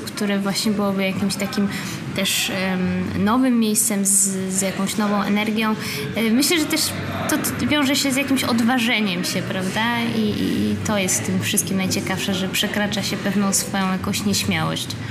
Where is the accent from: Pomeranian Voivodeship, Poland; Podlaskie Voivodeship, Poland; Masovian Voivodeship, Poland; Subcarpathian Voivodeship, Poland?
Pomeranian Voivodeship, Poland; Gdańsk; moved away as an adult; also born or lived in Berlin / Warsaw; moim rodzinnym miastem Gdańsk, potem Warszawą.